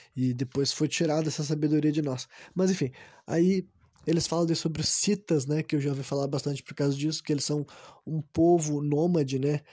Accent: Brazil; sendo um cara do Brasil, né, como eu sou

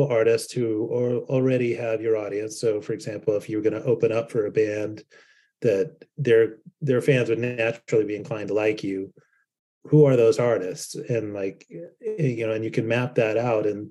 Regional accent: Salt Lake City, Utah, United States; also born or lived in Lindon, Utah; I grew up in Salt Lake City as part of the, you know, underground music scene and skateboard scene

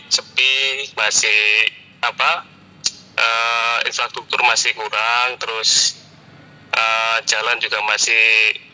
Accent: Surabaya, East Java, Indonesia; born there; now in Balikpapan, Indonesia; Kelahiran Surabaya.

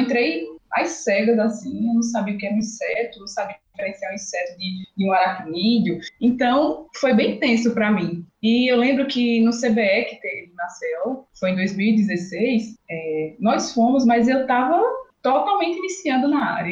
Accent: Alagoas, Brazil; accent: Nordeste; now in Jaboticabal, Brazil; nordestina, sou de Alagoas

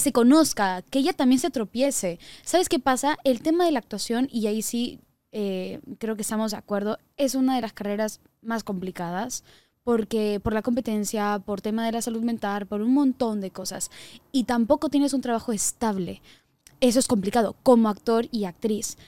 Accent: Sweden; moved away; also born or lived in Mexico; el pueblo donde yo crecí cuando era pequeña en Suecia

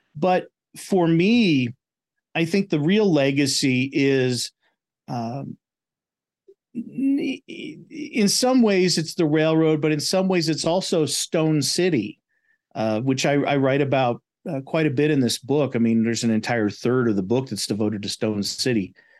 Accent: Lakewood, Colorado, United States; also born or lived in Newton, Kansas; now in Pueblo, United States; I grew up in the Denver area in Lakewood

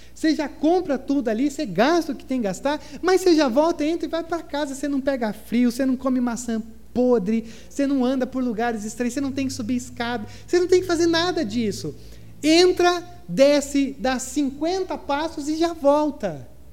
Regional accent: Gramado, Rio Grande do Sul, Brazil; accent: southern; moved away; É, é minha terra

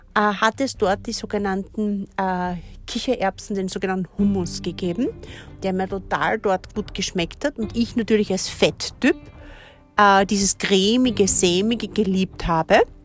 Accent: Austria; bei uns in Österreich

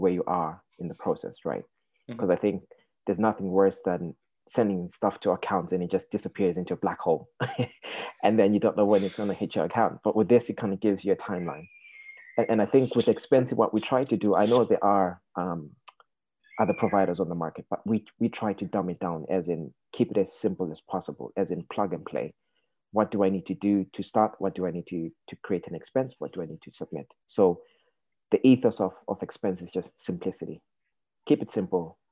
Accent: Zimbabwe; now in Ireland; So originally, I'm from Zimbabwe. I've lived in Ireland for donkey years now.

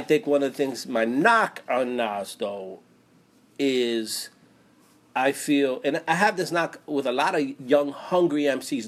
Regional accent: East Coast, United States; I grew up on the East Coast

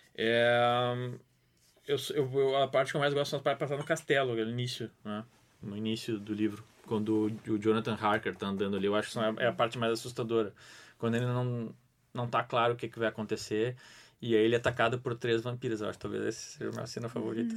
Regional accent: Bagé, Rio Grande do Sul, Brazil; eu sou de Bagé. Eu cresci com medo de lobisomem

